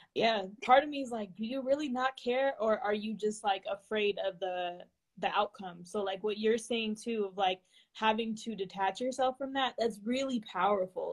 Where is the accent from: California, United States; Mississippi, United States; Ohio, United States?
California, United States; being from California